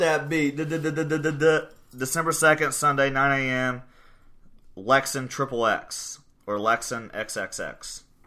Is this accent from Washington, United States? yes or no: no; Portsmouth, Ohio, United States; now in Gallipolis, United States; it's not my hometown, but it's just where we're at right now